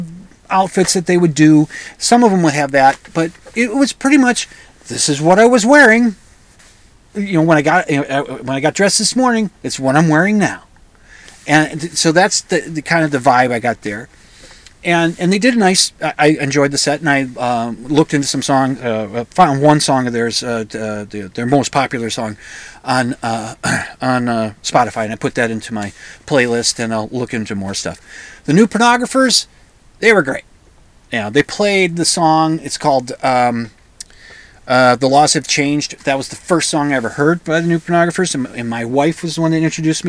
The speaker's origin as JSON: {"language": "English", "region": "Minnesota", "country": "United States", "said": "I'm a Minnesotan"}